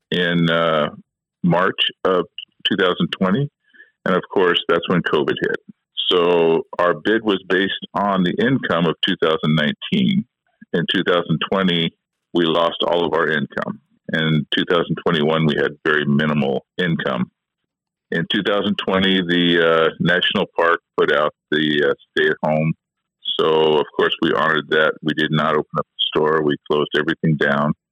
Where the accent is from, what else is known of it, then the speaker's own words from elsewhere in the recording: Skagway, Alaska, United States; Every one of us are local vendors. We're all from Skagway.